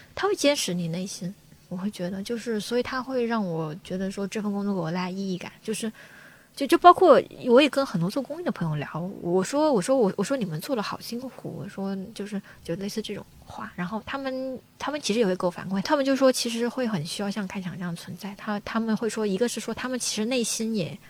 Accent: Guangxi, China; now in Beijing, China; 我要回广西，因为我老家是广西人

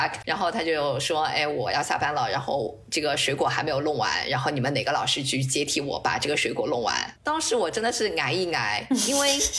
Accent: Shanghai, China; now in Norway; 因为就我因为我是呃从上海过来的，所以我会很很自觉的，我会 拿上海的物价跟挪威的物价做比较。

